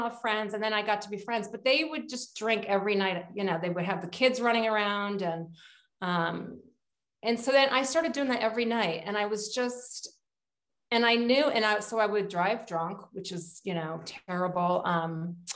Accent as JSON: {"language": "English", "region": "Connecticut", "country": "United States", "tie": "born or raised there", "said": "I'm from Connecticut. I grew up here."}